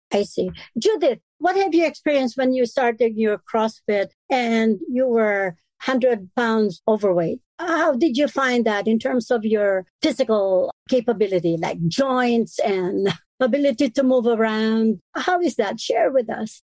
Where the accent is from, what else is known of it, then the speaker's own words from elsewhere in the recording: Philippines; moved away; I am full Filipino